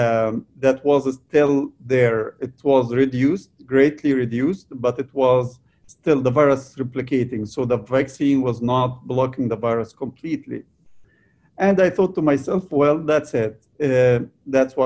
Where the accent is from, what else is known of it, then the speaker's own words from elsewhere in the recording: Egypt; moved away as an adult; I was born and raised in Egypt